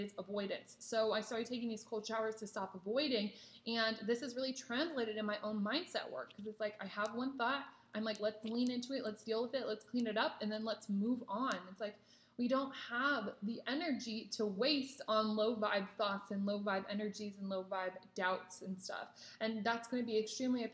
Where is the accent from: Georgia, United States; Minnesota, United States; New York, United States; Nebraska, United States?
Nebraska, United States; moved away as an adult; now in California, United States; I'm actually from Nebraska and I just moved to California this year in May